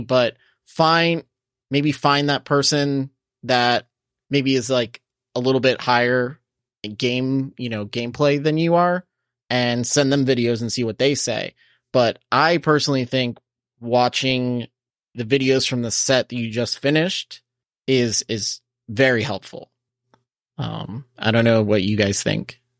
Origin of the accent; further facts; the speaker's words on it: Coral Springs, Florida, United States; in my hometown in Coral Springs, Mullins Park is always lit.